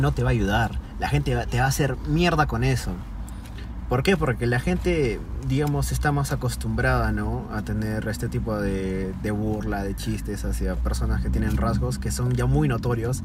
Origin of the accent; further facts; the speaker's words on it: Peru; nosotros que somos peruanos